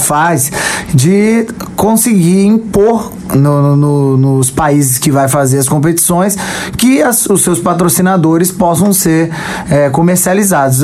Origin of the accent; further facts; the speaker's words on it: Guarapari, Espírito Santo, Brazil; eu sou de Guarapari, a minha cidade parar. Quando eu vi aquela comoção, eu morava num bairro de Guarapari com muito flamenguista